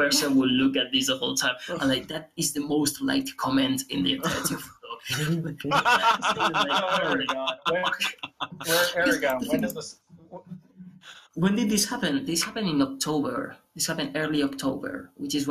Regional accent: Aragon, Spain; English is a second language; I come from Aragon. Aragon is the community where I come from.

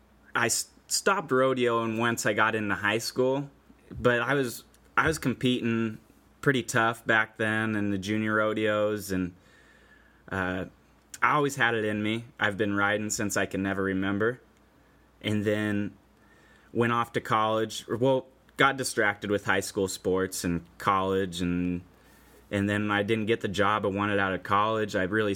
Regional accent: Goldendale, Washington, United States; So that's my hometown arena

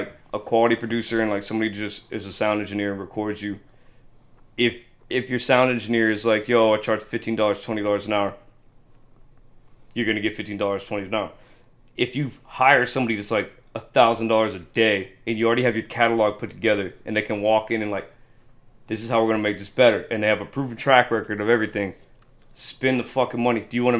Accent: Germany; Well, it's not that machine. I'm from Germany.

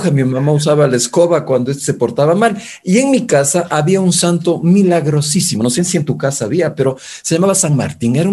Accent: Quito, Pichincha, Ecuador; also born or lived in Mexico; yo soy quiteño de cepa, nací en la famosa clínica Mosquera en ese tiempo

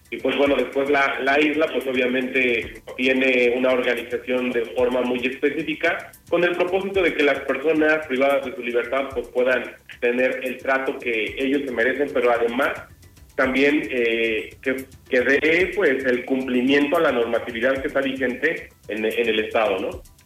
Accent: Toluca, State of Mexico, Mexico; Yo soy de, de Toluca, en el Estado de México

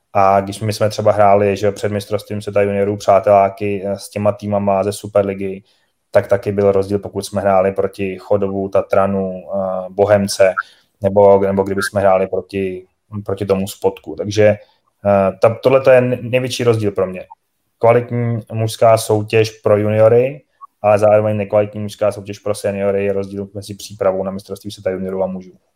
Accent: Czechia; My máme obrovskou výhodu jako Češi

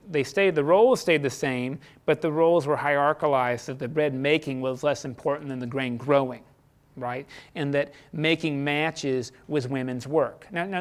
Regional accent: United States; I didn't deserve to be born American. I didn't ask God before I was born, please put me in America

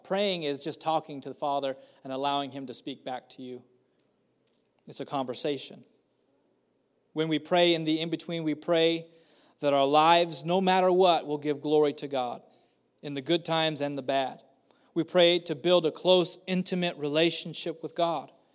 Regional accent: Madera, California, United States; also born or lived in Kerman, California; I grew up here in Madera at, starting at the age of eleven. We had moved from the beautiful, beautiful, uh, metroplex of Kerman, and we moved here.

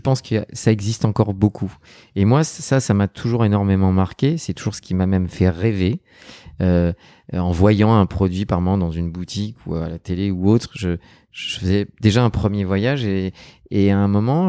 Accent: Neuilly-sur-Seine, Île-de-France, France; Je suis un enfant de Neuilly sur seine

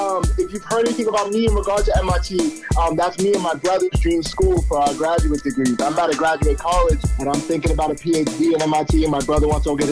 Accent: Salem, New Hampshire, United States; also born or lived in Lawrence, Massachusetts; Yeah, I'm the youngest of three, and I was raised by my dad. I was born in Lawrence, Massachusetts. Okay. And then pretty early on into my life, right after kindergarten, my parents, we moved to Salem, New Hampshire, and that's where I went to school, high school, graduated from.

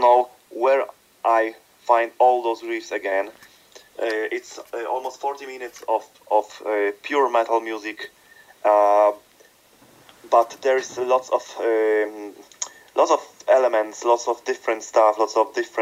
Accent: Krakow, Lesser Poland, Poland; spending time in my hometown Krakow here in Poland

